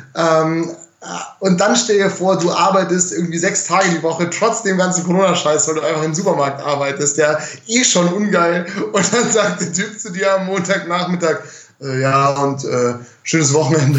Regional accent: Munich, Bavaria, Germany; ich bin ja ein Münchner

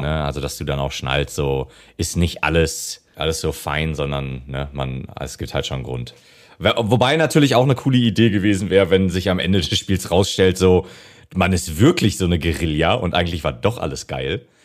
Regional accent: Germany; als Deutscher

